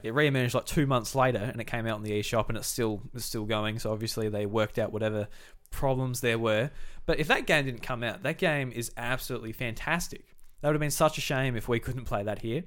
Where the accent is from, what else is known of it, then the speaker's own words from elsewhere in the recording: Australia; being Australian